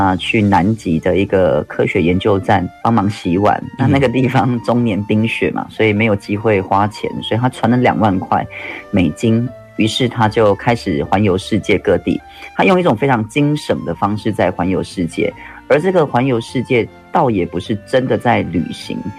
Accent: Yilan County, Taiwan; 我们宜兰当地有推一种乡镇的这种公车，它一个小时才一班。

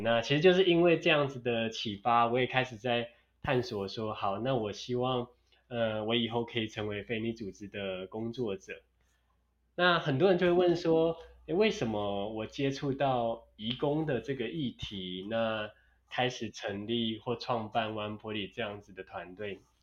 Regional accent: Taiwan; 我从台湾来的

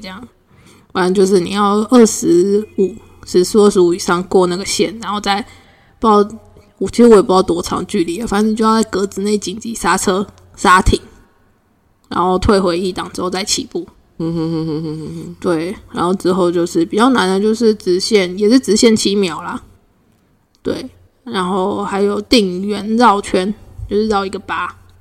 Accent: Puli, Nantou County, Taiwan; moved away; 小时候在普里的时候

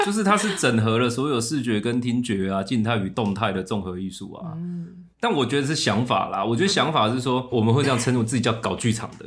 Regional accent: Taiwan; 我是第三代外省人

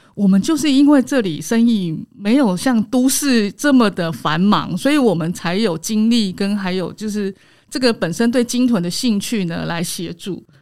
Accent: Taiwan; 我们台湾人

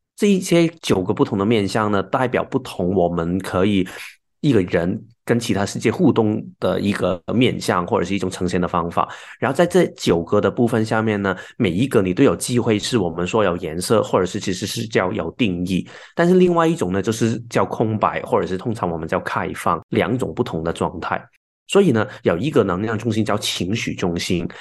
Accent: Hong Kong; now in Taiwan; 我是香港来的，然后现在住在台湾的朋友

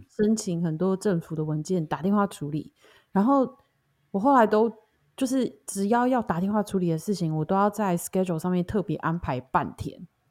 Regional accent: Taiwan; now in United States; 我们也想要准备明年回台湾嘛

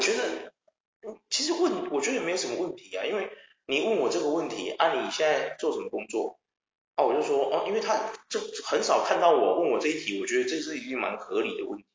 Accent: Taiwan; 我们台湾人

